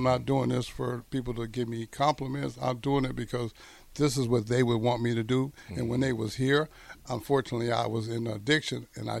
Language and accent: English; Greenville, United States; Oh, 25,000. But Greenville was a very unique place. It was a lot of racial tension.